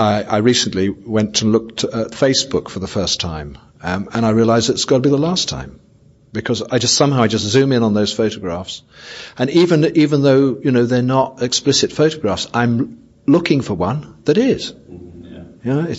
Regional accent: England, United Kingdom; I'm a sexaholic from England.

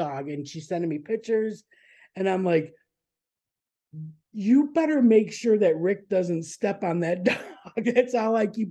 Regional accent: Buffalo, New York, United States; I grew up in Buffalo, but not the real New York.

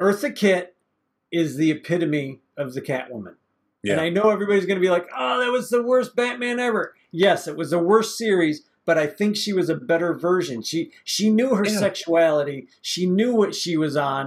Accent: Detroit, Michigan, United States; Me growing up in Detroit

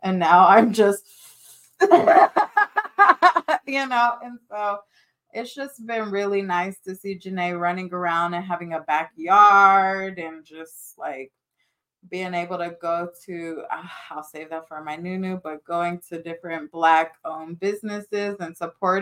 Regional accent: Carson, California, United States; also born or lived in Orange County, California; We moved from Orange County to Carson to my childhood home

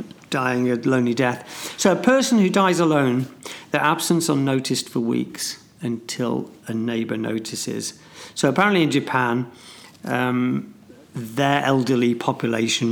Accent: Ulm, Baden-Württemberg, Germany; Ulm, my hometown

